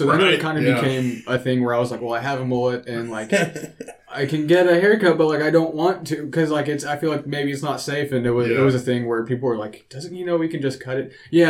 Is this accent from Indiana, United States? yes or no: yes; Hoosier National Forest, Indiana, United States; I grew up like in the Indiana, or what are they called, Hoosier National Forest.